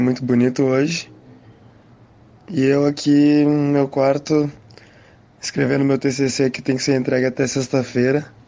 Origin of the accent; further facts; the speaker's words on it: São Paulo, Brazil; eu sou aqui do Capão Redondo, Zona Sul de São Paulo